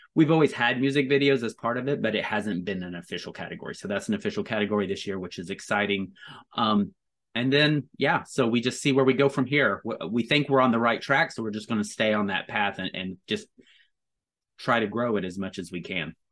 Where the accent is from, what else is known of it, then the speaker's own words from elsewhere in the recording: Tonkawa, Oklahoma, United States; now in New York, United States; I'm from Tonkawa, I live in New York